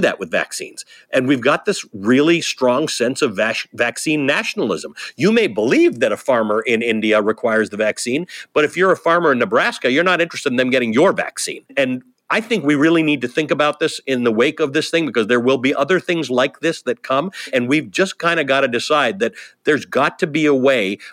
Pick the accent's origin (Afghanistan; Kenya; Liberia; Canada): Canada; now in United States; My people are in Canada. I'm Canadian originally. My parents are there